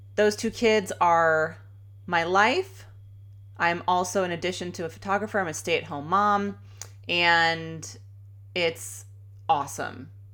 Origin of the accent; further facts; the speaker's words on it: Chicago, Illinois, United States; moved away as an adult; now in Sacramento, United States; I grew up in Chicago in the suburbs. I am a true Chicagoan